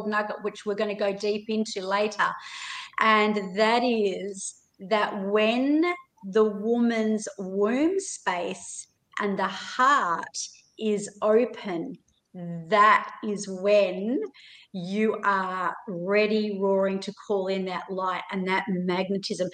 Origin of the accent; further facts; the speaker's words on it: Melbourne, Victoria, Australia; moved away; I was born over there. I was born in Melbourne